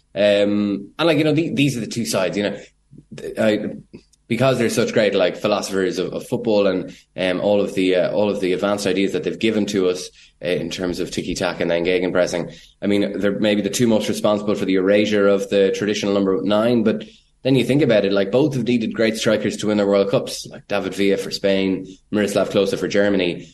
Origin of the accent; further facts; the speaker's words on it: Ireland; as an Irish journalist